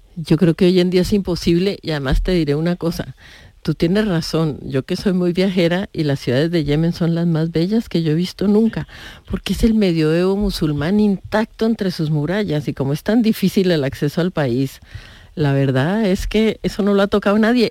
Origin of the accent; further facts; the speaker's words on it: Colombia; yo soy colombiana